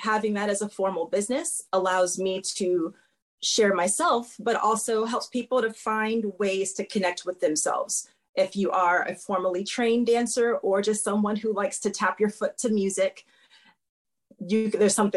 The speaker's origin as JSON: {"language": "English", "region": "Florida", "country": "United States", "also_born_or_lived": "Miami, Florida", "moved": "as an adult", "lives_now": "Norfolk, Virginia, United States", "said": "I'm from Florida, so a large amount of the population of people who I was around and dealt with were people who spoke another language than me naturally at home"}